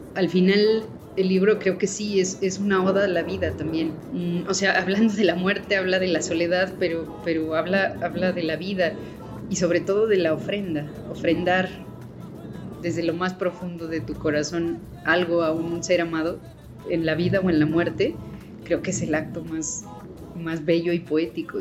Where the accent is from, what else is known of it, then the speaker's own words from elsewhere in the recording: Mexico; así somos los mexicanos